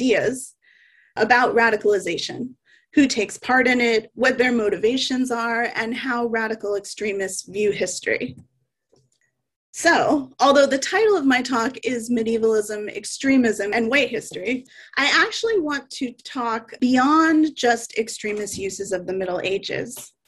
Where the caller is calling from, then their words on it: Vancouver, British Columbia, Canada; I want to start with an acknowledgement that I'm joining you from Vancouver, Canada, which is the traditional, ancestral, and unceded territory of the Coast Salish peoples